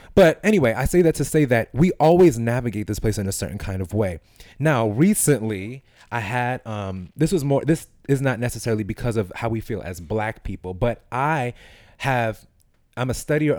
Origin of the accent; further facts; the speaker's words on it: New York City, New York, United States; I grew up in East New York.